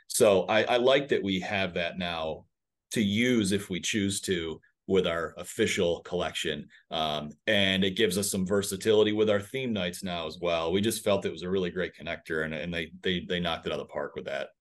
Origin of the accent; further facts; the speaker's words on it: Western New York, United States; now in Northwest Arkansas, United States; I'm from Western New York